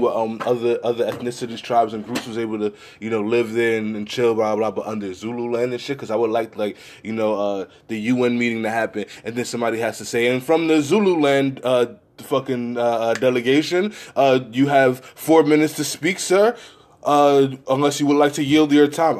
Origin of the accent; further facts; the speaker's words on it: United States; I'm American.